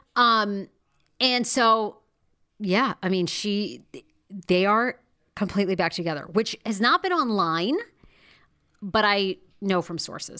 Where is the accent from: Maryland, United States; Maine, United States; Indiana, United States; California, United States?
Maine, United States; Wiscasset; I grew up in Maine. Now, I love my little hometown of West Cassett, Maine